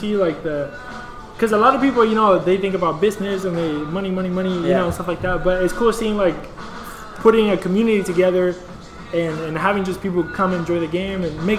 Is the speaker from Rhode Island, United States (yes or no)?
no; Katy, Texas, United States; I'm from Katy